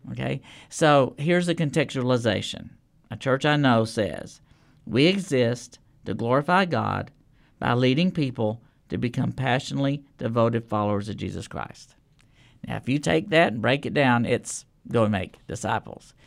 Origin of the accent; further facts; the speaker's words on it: Lubbock, Texas, United States; now in Nashville, United States; I grew up in Lubbock, Texas